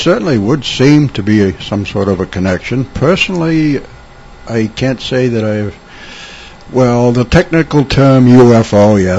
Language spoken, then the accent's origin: English; Newburyport, Massachusetts, United States; growing up in Newburyport, Mass.